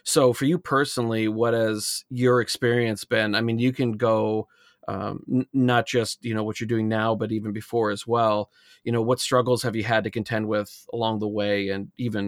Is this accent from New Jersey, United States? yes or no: no; Alaska, United States; I said, I'm not specifically climbing, but I grew up in Alaska.